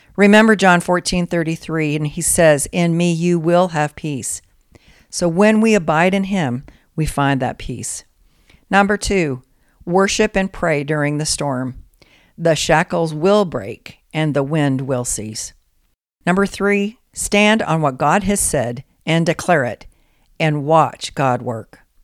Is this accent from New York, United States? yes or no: no; Colorado, United States; growing up in Colorado